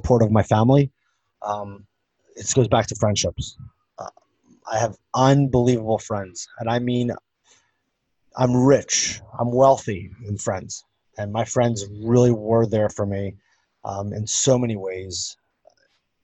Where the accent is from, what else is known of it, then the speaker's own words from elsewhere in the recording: Philadelphia, Pennsylvania, United States; moved away; I grew up back home in Philadelphia